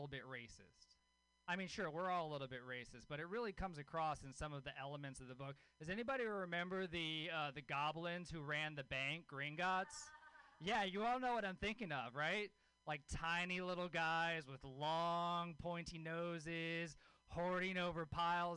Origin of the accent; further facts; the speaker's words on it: Louisiana, United States; I grew up in Louisiana. I grew up with a hippie mom in Louisiana.